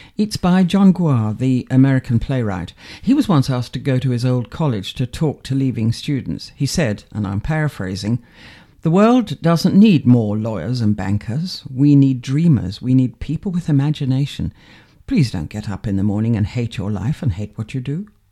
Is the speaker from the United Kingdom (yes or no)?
yes; Manchester, North West England, United Kingdom; also born or lived in London; now in Stalbridge, United Kingdom; I come from Manchester